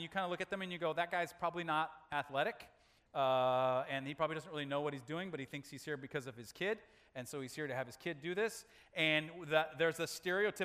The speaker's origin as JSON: {"language": "English", "country": "United States", "said": "as American men"}